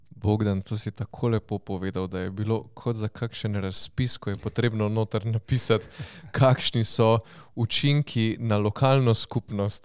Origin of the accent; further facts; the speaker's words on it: Styria, Slovenia; smo na Štajerskem in smo vsi Štajerci